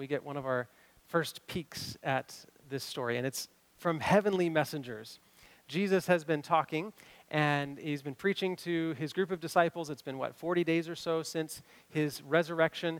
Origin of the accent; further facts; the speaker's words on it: Kentucky, United States; now in Washington, United States; I grew up in Kentucky